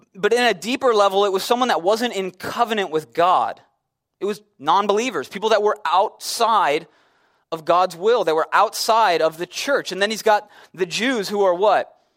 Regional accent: Chicago, Illinois, United States; I'm from Chicago

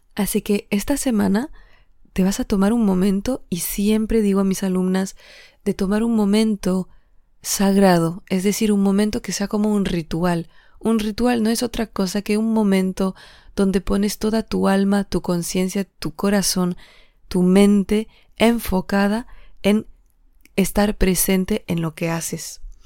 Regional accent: Alsace, Grand Est, France; moved away; regrese a mi tierra, que es Alsacia, y Alsacia está en la frontera con Alemania

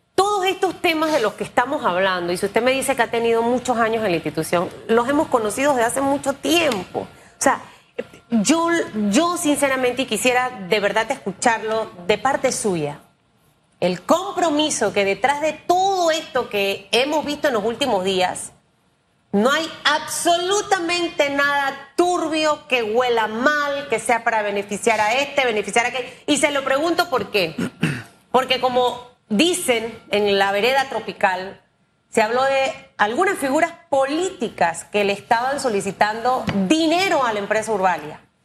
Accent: Panama; como panameña

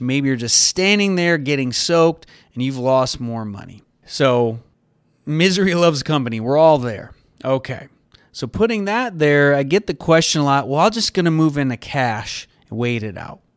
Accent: United States; as an American

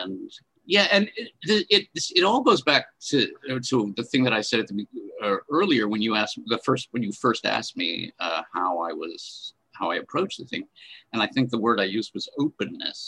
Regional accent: Rochester, New York, United States; moved away as an adult; also born or lived in Meadville, Pennsylvania; now in Pittsburgh, United States; I'm from Rochester, New York

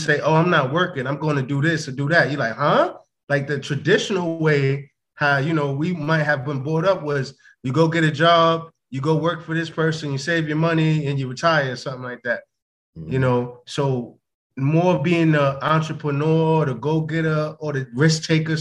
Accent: United States; I'm American, Black American

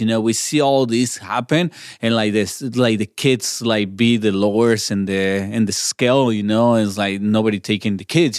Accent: Chihuahua, Mexico; first language Spanish; English is a second language; moved away as an adult; also born or lived in Portland, Oregon; now in Albuquerque, United States; I'm born in Mexico in Chihuahua, I grew up in there, and until I was 24, I uh, 25 is when I moved to the states.

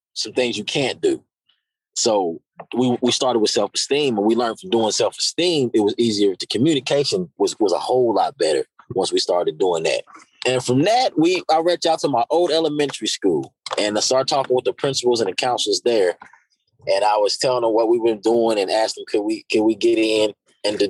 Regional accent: Charleston, West Virginia, United States; I grew up here in Charleston, from the west side of Charleston.

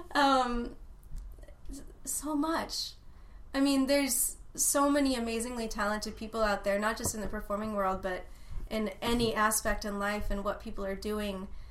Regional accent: Austin, Texas, United States; born or raised there

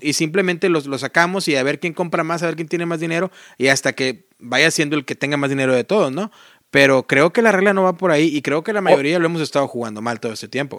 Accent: Mexico; first language Spanish; yo siendo mexicano

